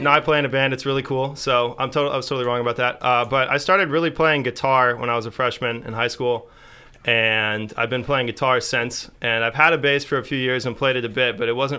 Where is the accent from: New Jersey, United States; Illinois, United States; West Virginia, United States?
Illinois, United States; Alton; moved away; I'm from Alton, Illinois.